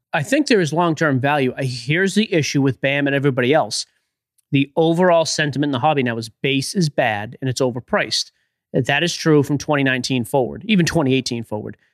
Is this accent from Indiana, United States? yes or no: no; Boston, Massachusetts, United States; I'm from Boston